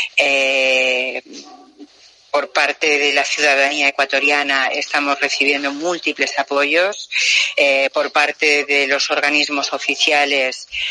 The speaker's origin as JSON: {"language": "Spanish", "country": "Spain", "said": "nosotros no estábamos en mi país, ya que cuando salíamos de España"}